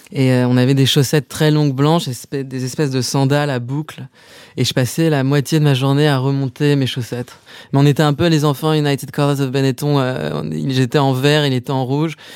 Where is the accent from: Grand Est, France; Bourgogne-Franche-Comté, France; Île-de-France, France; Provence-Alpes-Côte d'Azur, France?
Île-de-France, France; Paris; j'ai grandi à Paris, dans le 7e arrondissement